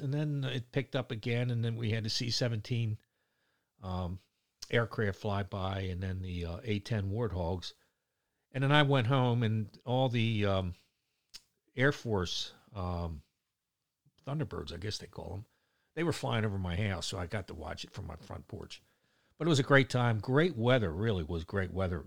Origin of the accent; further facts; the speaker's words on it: Baltimore, Maryland, United States; accent: Baltimore; my Baltimore accent